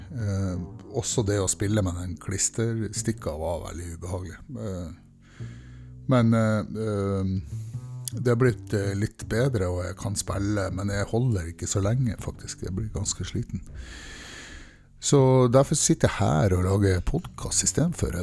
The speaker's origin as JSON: {"language": "Norwegian", "town": "Mosjøen", "region": "Nordland", "country": "Norway", "tie": "born or raised there", "said": "Jeg er fra en liten industriplass som heter Mosjøen. Og der vokste jeg opp"}